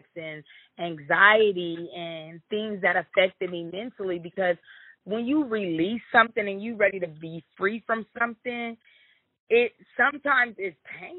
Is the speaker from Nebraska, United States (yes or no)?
yes; Omaha, Nebraska, United States; I was born in Omaha, Nebraska